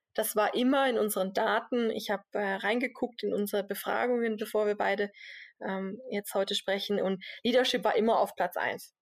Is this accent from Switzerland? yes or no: yes; Switzerland; als Schweizer